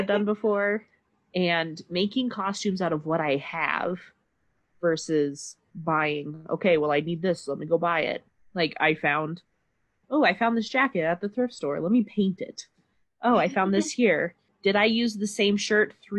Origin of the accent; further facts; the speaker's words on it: Midwest, United States; moved away; growing up in the Midwest, I wasn't near anything.